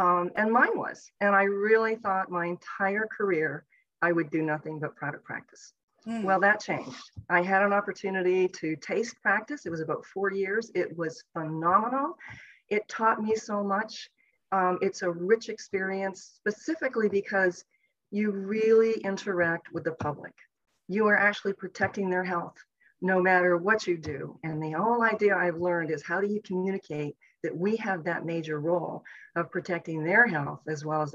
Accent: outside of Toronto, Ontario, Canada; moved away as an adult; also born or lived in Llanelli, Wales / Guelph, Ontario; now in United States; I was actually born in Llanelli, Wales, but my parents came over to Canada when I was about 2 years old. So sadly, I don't have a nice Welsh accent, which I wish I had. But I grew up outside of Toronto, Ontario

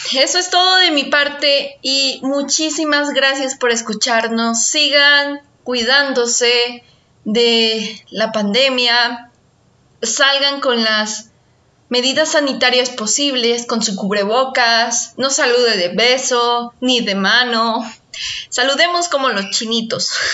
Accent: Mexico; sucede en mi país cada año. Y se trata de la celebración del Día de Muertos

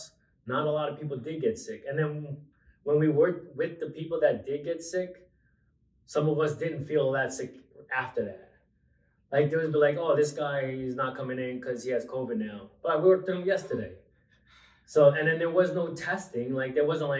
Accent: Long Island, New York, United States; I grew up in Long Island, raised most of my life in Long Island

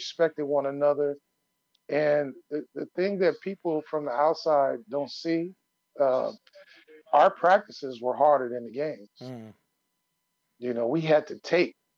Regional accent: California, United States; I grew up on the West Coast

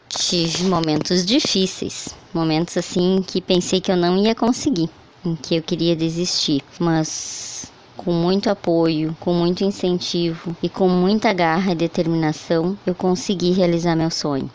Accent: Sobradinho, Rio Grande do Sul, Brazil; sou natural de Sobradinho

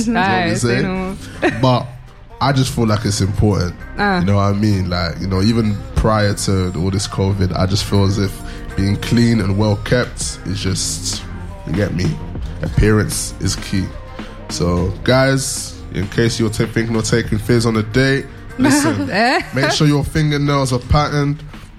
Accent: United Kingdom; We are British, apparently.

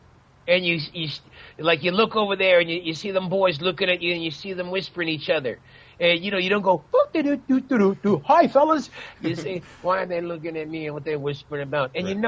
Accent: Chicago, Illinois, United States; growing up in Chicago

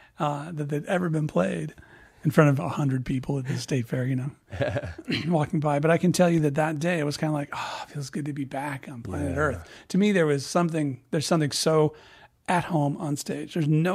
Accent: Illinois, United States; moved away as an adult; I grew up in Illinois, so yeah. I was about 23 when I left town, 22, 23.

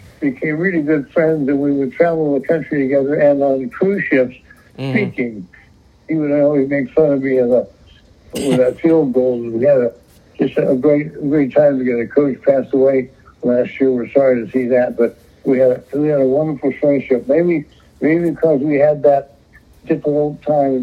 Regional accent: California, United States; I'm from California, so my blood is very thin

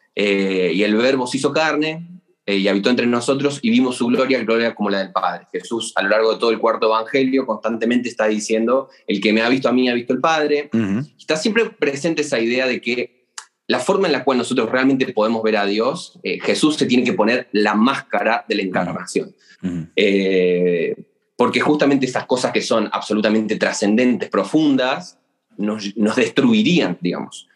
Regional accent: Argentina; moved away as an adult; also born or lived in Córdoba, Argentina / Siena, Italy; viví en, un pequeño pueblito, casi campo, del interior del interior de Argentina durante buena parte de mi, infancia

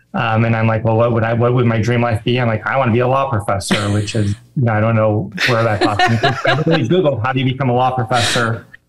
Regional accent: Chicago suburbs, Illinois, United States; moved away as an adult; also born or lived in Atlanta, Georgia; I'm born and raised in the Chicago suburbs, went to the University of Illinois for undergrad. And then left the state to go to law school at Emory in Atlanta.

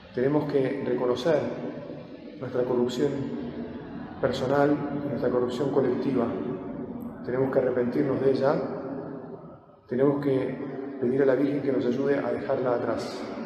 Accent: Argentina; nosotros argentinos

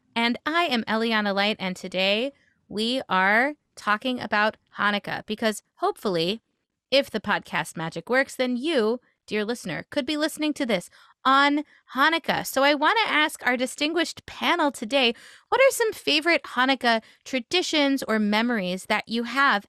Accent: Memphis, Tennessee, United States; I grew up in Memphis, Tennessee

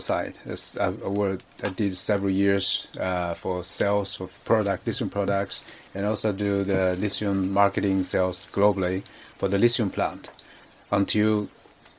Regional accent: Urumqi, Xinjiang, China; moved away as an adult; also born or lived in Beijing; I grew up in the Xinjiang province. I was born in Xinjiang, Urumqi

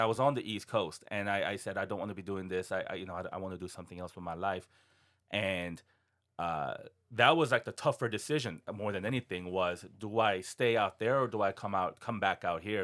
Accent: South Korea; now in Seattle, United States; I was born and raised in Korea

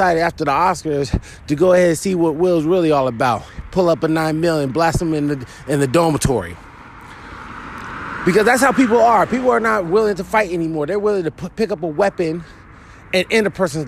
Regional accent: Philadelphia, Pennsylvania, United States; I'm from Philly myself

